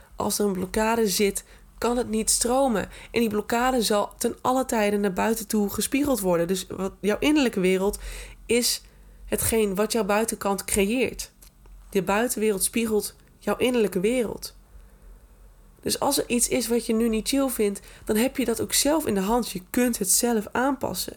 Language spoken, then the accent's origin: Dutch; Groningen, Netherlands; Ik ben echt een Groninger in hart en nieren